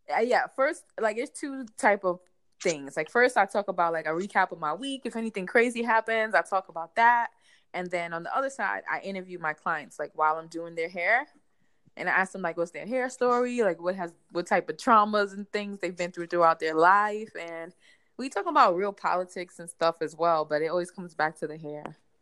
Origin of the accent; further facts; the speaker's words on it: New York City, New York, United States; also born or lived in Bronx; I'm from Brooklyn, but I live in the Bronx